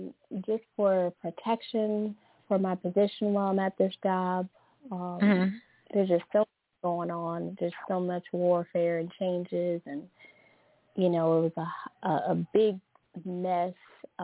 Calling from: Louisiana, United States; from Louisiana.

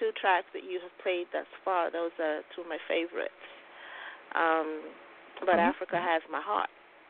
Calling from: Trinidad & Tobago; I'm calling from Trinidad and Tobago.

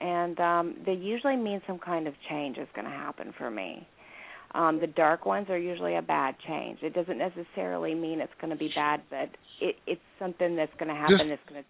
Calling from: Indiana, United States

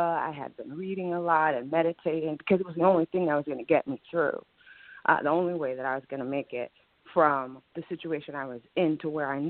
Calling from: Ohio, United States; I'm calling from Ohio.

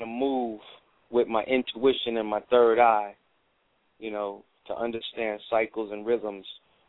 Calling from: Fort Lauderdale, Florida, United States; I'm calling from Florida, Fort Lauderdale.

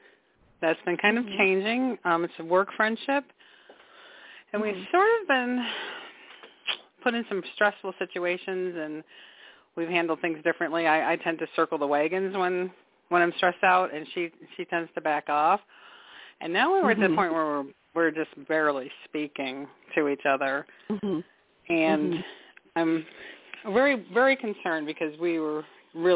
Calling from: Michigan, United States; I'm from Michigan.

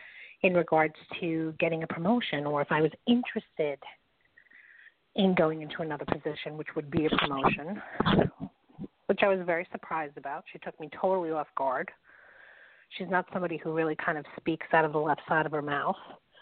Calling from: New York, United States; … from New York.

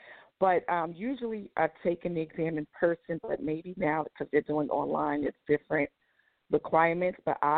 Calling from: Atlanta, Georgia, United States; I'm calling from Atlanta.

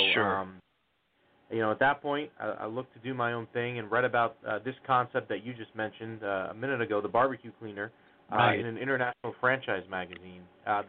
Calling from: New Jersey, United States; We're calling from northern New Jersey, about 15 minutes outside of Manhattan, give or take the traffic, of course.

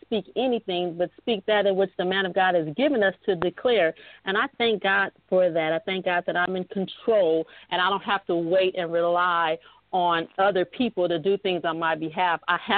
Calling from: El Segundo, California, United States; I'm calling in from El Segundo, California.

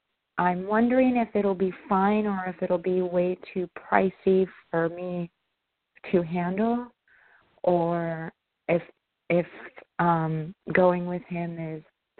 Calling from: New York, United States; I'm calling from New York.

